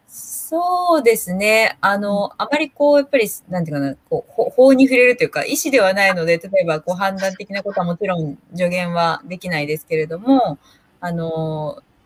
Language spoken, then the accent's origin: Japanese; Minamiuonuma, Niigata, Japan; 生まれも育ちも、この南魚沼市六日町という、はい、ところです。